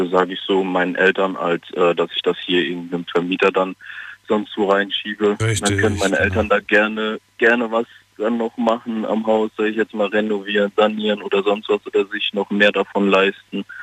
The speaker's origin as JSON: {"language": "German", "town": "Bingen", "region": "Rhineland-Palatinate", "country": "Germany", "said": "Ich komme aus Bingen."}